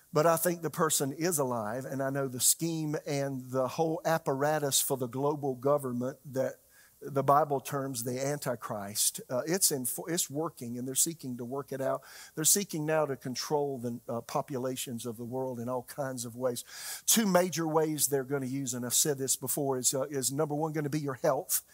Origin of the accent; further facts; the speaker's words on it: Florence, South Carolina, United States; now in Raleigh, United States; my hometown is, is Florence, South Carolina